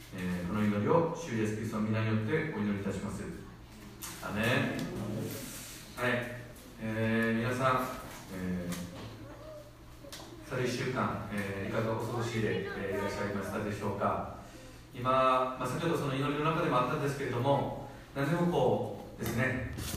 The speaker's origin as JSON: {"language": "Japanese", "country": "South Korea", "moved": "yes", "lives_now": "Japan", "said": "自分の母国ではその韓国ではですね"}